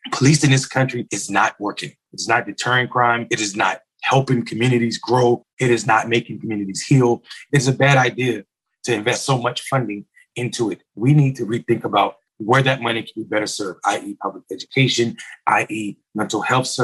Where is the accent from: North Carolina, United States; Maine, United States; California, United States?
North Carolina, United States; I'm from North Carolina. It's my home state.